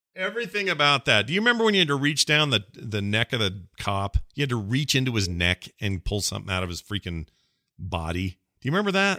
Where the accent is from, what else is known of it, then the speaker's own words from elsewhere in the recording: Salt Lake City, Utah, United States; it's like Salt Lake City. Said it was, it was my hometown